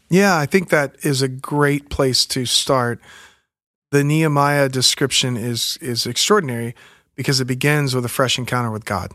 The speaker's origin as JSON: {"language": "English", "town": "Pensacola", "region": "Florida", "country": "United States", "tie": "born or raised there", "also_born_or_lived": "Alabama / New York / San Diego, California", "moved": "yes", "said": "I grew up in the Pensacola area"}